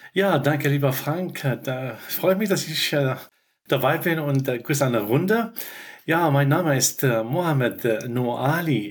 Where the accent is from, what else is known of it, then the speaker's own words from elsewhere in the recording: Fez, Fès-Meknès, Morocco; now in Hildesheim, Germany; Ich komme aus Marokko und ich bin in äh, Fez.